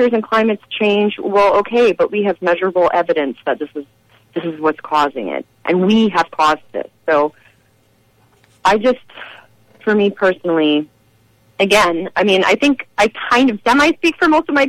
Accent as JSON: {"language": "English", "town": "Boston", "region": "Massachusetts", "country": "United States", "tie": "born or raised there", "said": "that's my hometown"}